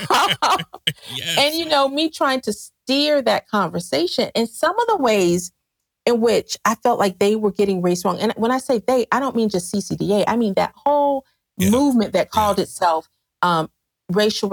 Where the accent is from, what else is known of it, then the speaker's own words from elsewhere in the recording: the South, United States; as a Southerner